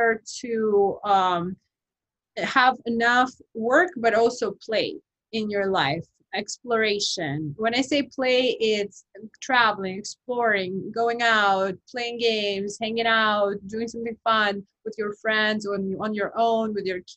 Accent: Kazakhstan; moved away; I'm from Kazakhstan

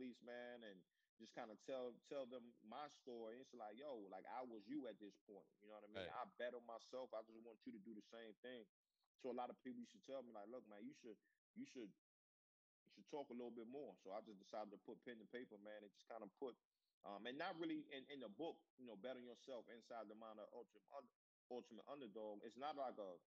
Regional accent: Newport News, Virginia, United States; my hometown of Newport News, Virginia

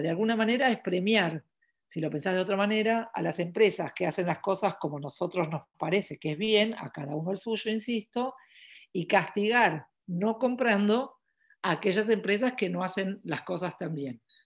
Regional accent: Argentina; also born or lived in New York / Paris; yo soy de Argentina, eh, vivo en Buenos Aires

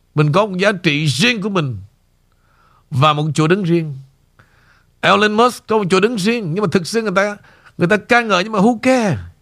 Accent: Vietnam; moved away

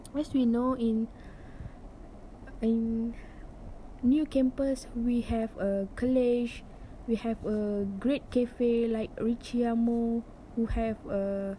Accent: Renggam, Johor, Malaysia; English is a second language; living at the same place, which is at my hometown, Kampung Tengah Renggam

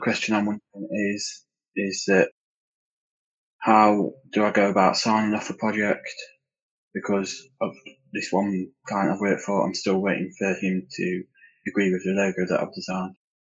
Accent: United Kingdom; I'm from U K and I'm a first year degree student.

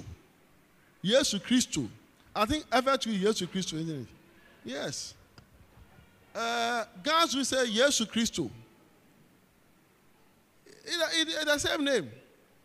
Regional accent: Ghana; accent: Ghanaian; I'm from Ghana

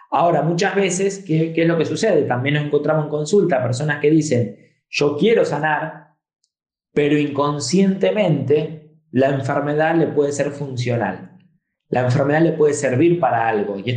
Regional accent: Argentina; also born or lived in Spain; después, a mis 11 años, me vine a vivir a Argentina yo nací en Argentina, me fui a España y a los 11 años regreso a Argentina

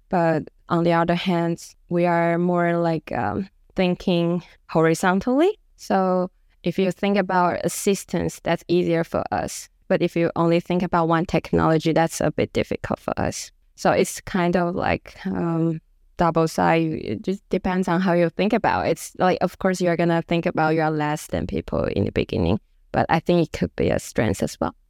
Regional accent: Taiwan; moved away as an adult; now in Stockholm, Sweden; I'm from Taiwan

